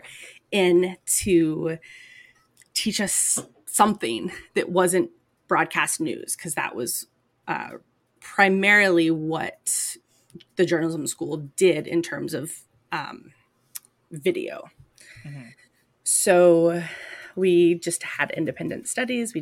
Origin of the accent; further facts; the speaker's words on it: Tennessee, United States; also born or lived in Georgia; I'm from Tennessee